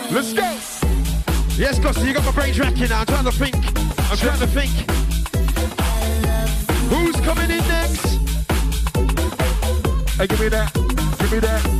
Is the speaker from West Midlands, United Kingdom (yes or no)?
yes; Birmingham, West Midlands, United Kingdom; I come from Birmingham like storage.